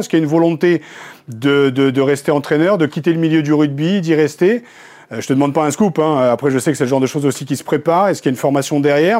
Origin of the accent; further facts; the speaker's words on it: Picardy, Hauts-de-France, France; je suis picard